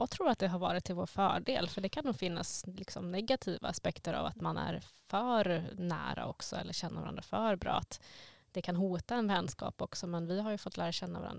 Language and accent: Swedish; Stockholm, Stockholm County, Sweden; Jag kommer ju från Stockholm, som ni kanske hör.